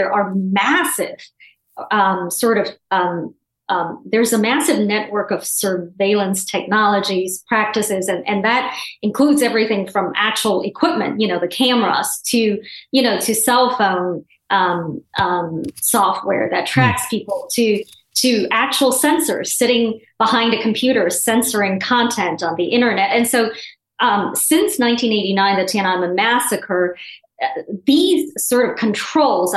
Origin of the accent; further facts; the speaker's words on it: Guangzhou, Guangdong, China; now in United States; my hometown, the city of Guangzhou